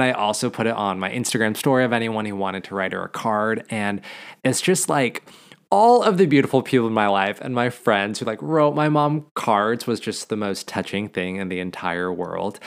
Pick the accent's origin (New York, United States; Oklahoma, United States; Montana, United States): Montana, United States; growing up in Montana